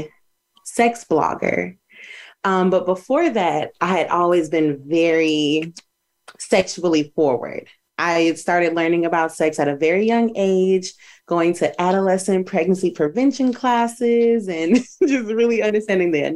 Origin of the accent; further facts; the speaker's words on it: Minnesota, United States; moved away as an adult; also born or lived in Charlotte, North Carolina; I'm from Minnesota, and I had just moved to Charlotte, North Carolina